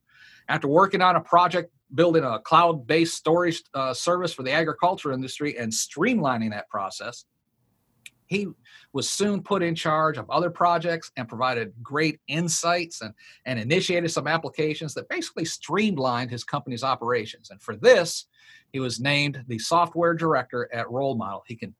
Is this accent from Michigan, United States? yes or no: yes; Marysville, Michigan, United States; I grew up in Marysville.